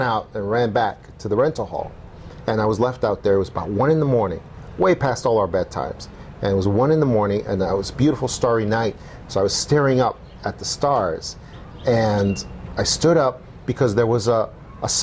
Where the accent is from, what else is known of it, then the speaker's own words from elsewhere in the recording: New York City, New York, United States; now in Tucson, United States; When I was about 10 years old, growing up in New York City